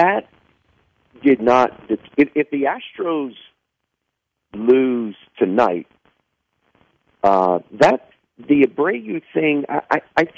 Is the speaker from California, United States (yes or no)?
no; Houston, Texas, United States; I was born in Houston